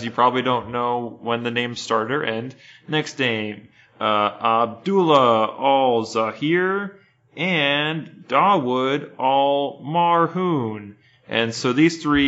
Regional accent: United States; growing up in the United States

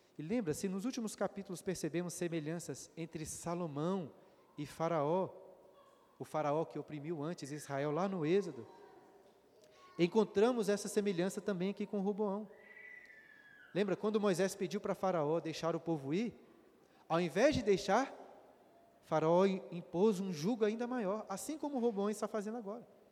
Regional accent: Brazil; nós brasileiros

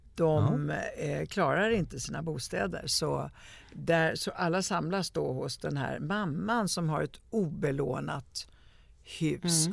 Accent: Italy; now in Sweden; jag kommer ju från Italien

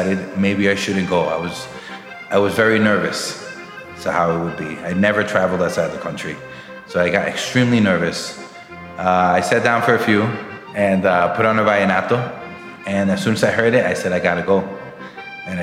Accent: New York, United States; I was born and raised in Brooklyn, New York all my life

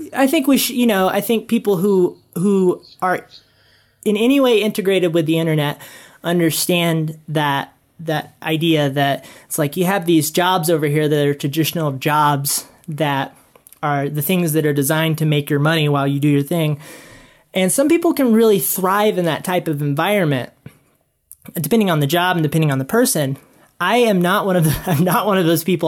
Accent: South Carolina, United States; now in Utah, United States; I grew up in South Carolina

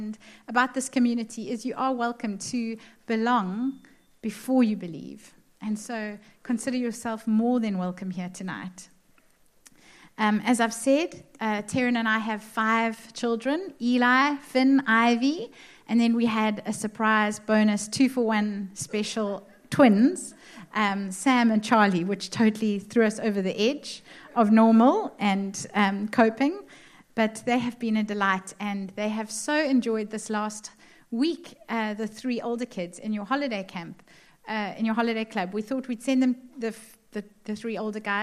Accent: Cape Town, Western Cape, South Africa; my husband and our five kids, we hail from Cape Town.

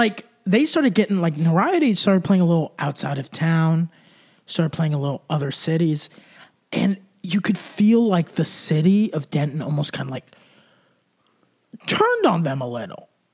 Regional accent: Germany; My thing is like, I just like, because I grew up in Germany. Every summer I'd go visit my grandparents.

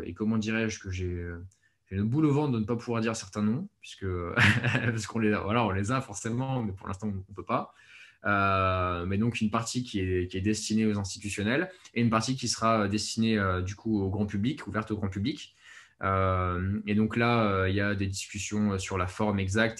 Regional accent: France; on est français de toute façon, on est français

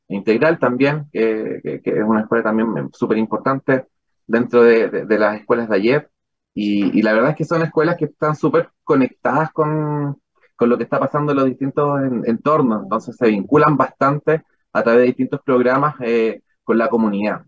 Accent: La Serena, Coquimbo, Chile; moved away as an adult; also born or lived in Frutillar / Puerto Williams; soy de La Serena, soy de otra región

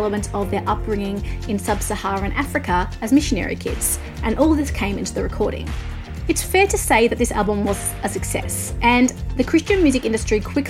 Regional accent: Australia; I'm an Australian music journalist

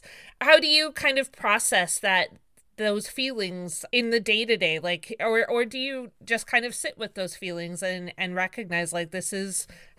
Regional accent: Victoria, British Columbia, Canada; and I grew up in Victoria, and so I remember that very clearly

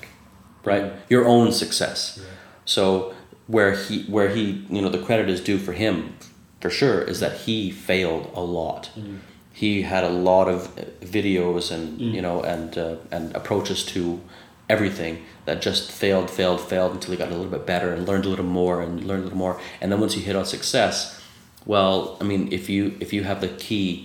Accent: Canada; I'm Canadian

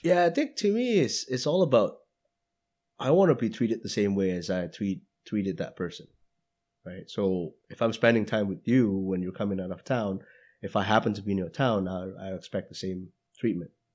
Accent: Indonesia; moved away; going back to Indonesia, to my hometown

